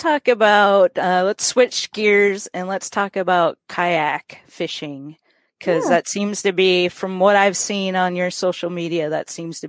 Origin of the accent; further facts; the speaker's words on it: Minnesota, United States; moved away; I grew up in Minnesota originally